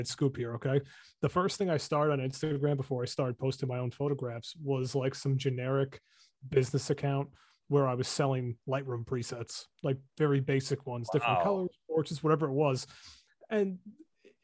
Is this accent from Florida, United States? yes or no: no; New York, United States; I'm from New York.